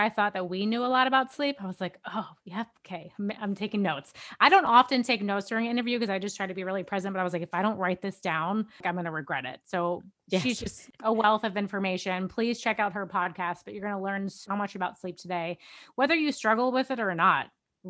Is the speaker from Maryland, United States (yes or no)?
yes; Maryland, United States; now in New York City, United States; From New York, not really, from Maryland.